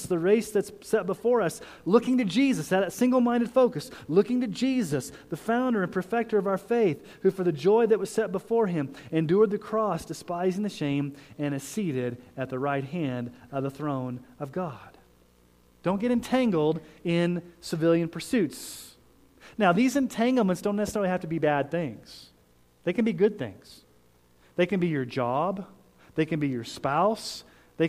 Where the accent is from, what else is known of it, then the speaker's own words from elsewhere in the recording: Colorado Springs, Colorado, United States; I grew up in Colorado Springs, and that's a military town